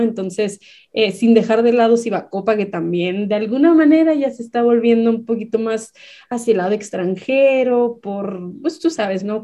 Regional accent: Baja California, Mexico; moved away as an adult; now in Chihuahua, Mexico; yo no soy de aquí, yo soy originaria de Baja California.

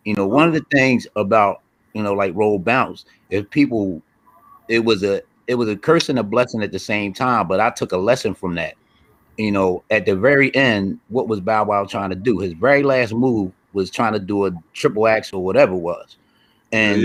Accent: Philadelphia, Pennsylvania, United States; I'm from Philly

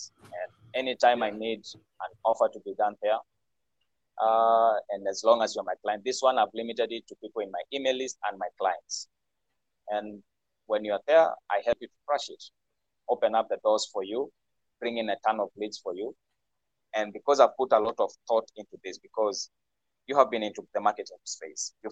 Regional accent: Kenya; moved away; I'm from Kenya myself. Live based here.

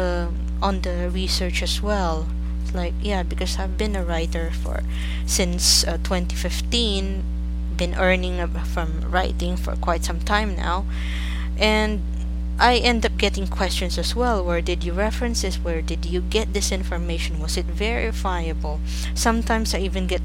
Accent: Philippines; I'm from the Philippines

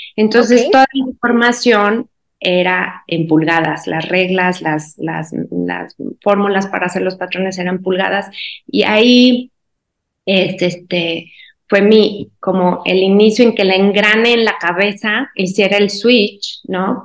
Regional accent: Guanajuato, Mexico; soy mexicana, soy de Guanajuato, es un pueblito, bueno, casi ciudad

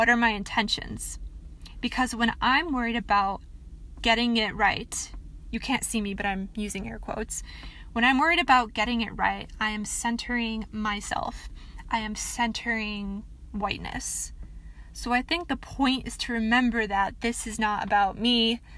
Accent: Michigan, United States; I am from Michigan. That is where I am from.

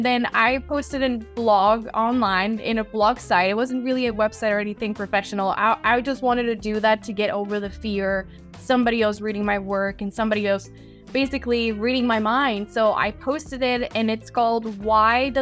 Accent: Mexico; moved away as an adult; also born or lived in Rhode Island; I am born and raised in Mexico, so I grew up there my whole life

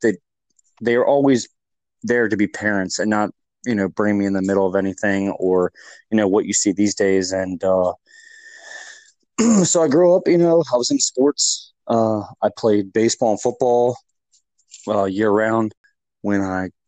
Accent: Westminster, Maryland, United States; I grew up in Westminster, Maryland. I moved up here probably when I was six

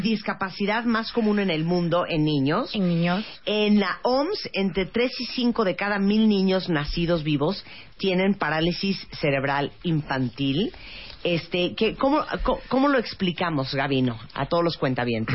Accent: Nicaragua; moved away as an adult; now in Mexico; soy nicaragüense, vivo en México desde hace ocho años.

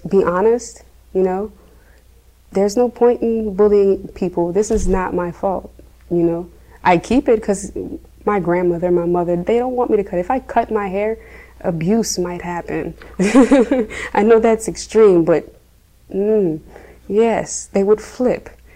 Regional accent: Lafayette, Louisiana, United States; also born or lived in Houston, Texas; So I lived in Lafayette, past Acadiana Mall, where they built the new Legends and stuff in that region on Touchet in the country.

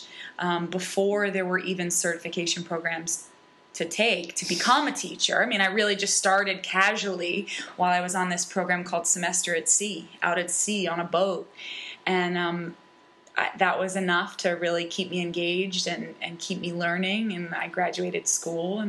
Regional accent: Falmouth, Massachusetts, United States; born or raised there

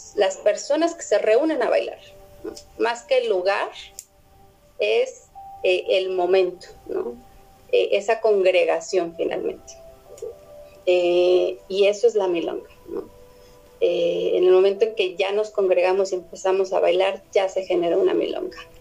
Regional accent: Mexico City, Mexico; los defeños, los que somos del Def

